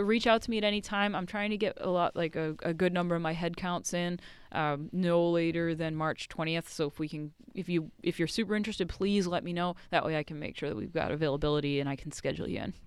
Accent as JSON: {"language": "English", "town": "Haverhill", "region": "Massachusetts", "country": "United States", "also_born_or_lived": "Nova Scotia, Canada", "moved": "yes", "lives_now": "Texas, United States", "said": "I'm from just north of Boston, a town called Haverhill, Massachusetts"}